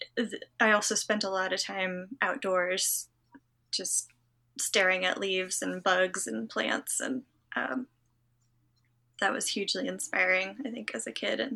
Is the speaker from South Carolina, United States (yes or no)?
no; Western Massachusetts, United States; I grew up in Western Massachusetts